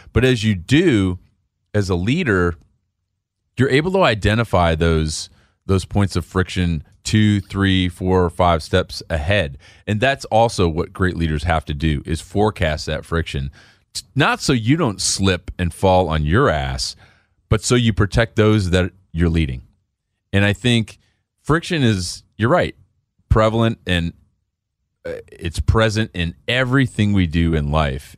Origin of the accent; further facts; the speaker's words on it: Chicago, Illinois, United States; I grew up in Chicago